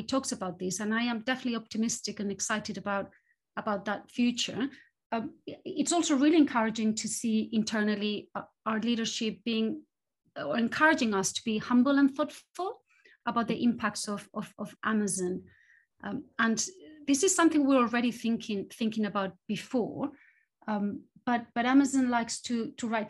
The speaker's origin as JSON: {"language": "English", "country": "Spain", "tie": "born or raised there", "also_born_or_lived": "various European cities / United States", "moved": "as an adult", "lives_now": "United Kingdom", "said": "I grew up in Spain and I studied there, and then I moved into academia. And left Spain after university"}